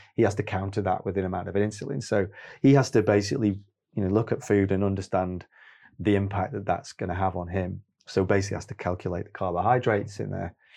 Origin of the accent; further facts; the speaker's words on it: Stoke-on-Trent, West Midlands, United Kingdom; also born or lived in Manchester; growing up in Stoke